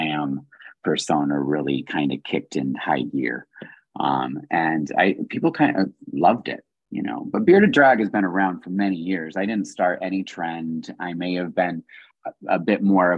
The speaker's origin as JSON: {"language": "English", "region": "East Coast", "country": "United States", "also_born_or_lived": "Florida / the South", "moved": "as an adult", "lives_now": "San Diego, United States", "said": "I'm from the East Coast and I spent a lot of time in the South"}